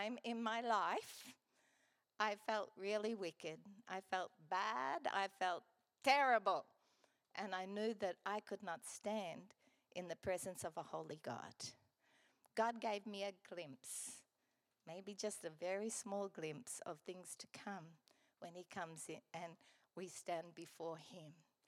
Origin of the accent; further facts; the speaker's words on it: Gladstone, Queensland, Australia; also born or lived in Brisbane; I grew up here in Gladstone